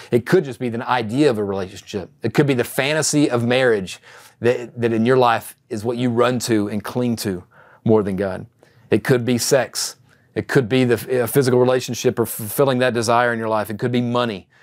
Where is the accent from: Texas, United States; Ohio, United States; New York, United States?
Texas, United States; East; a young man growing up in East Texas